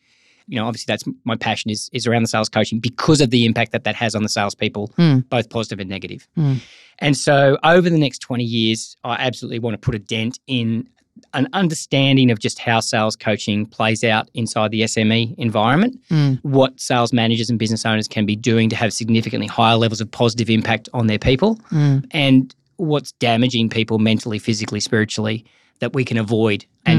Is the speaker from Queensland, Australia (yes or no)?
yes; Gold Coast, Queensland, Australia; I'm from the Gold Coast, so sunshine and the ocean.